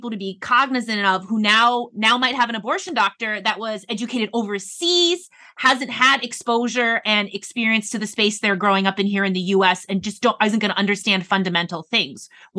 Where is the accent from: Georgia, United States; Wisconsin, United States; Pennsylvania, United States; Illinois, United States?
Wisconsin, United States; I'm from the Midwest also. I grew up in Wisconsin.